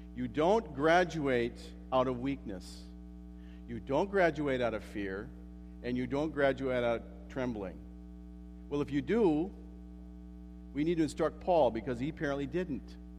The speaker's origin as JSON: {"language": "English", "country": "United States", "moved": "yes", "said": "I'm an American"}